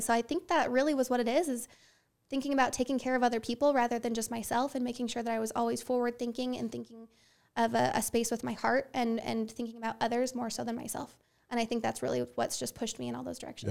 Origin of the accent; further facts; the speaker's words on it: Herriman, Utah, United States; I was born and raised in Utah. Yep, I've lived here my whole life. Uh, grew up in Rose Canyon, up in Harriman